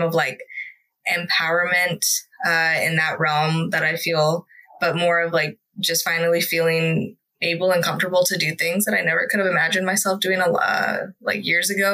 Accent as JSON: {"language": "English", "town": "Stockton", "region": "California", "country": "United States", "tie": "born or raised there", "said": "I grew up in Stockton with my huge family, who most of them immigrated from Mexico"}